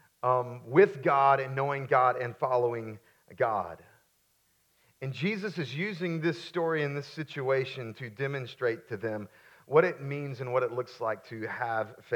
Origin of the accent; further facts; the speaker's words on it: Florence, South Carolina, United States; also born or lived in Myrtle Beach, South Carolina; I grew up in Florence, South Carolina, before we moved to Myrtle Beach